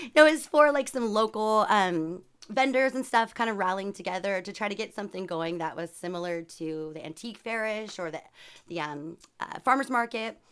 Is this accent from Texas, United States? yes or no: no; Sacramento, California, United States; also born or lived in San Jose; I'm from Sacramento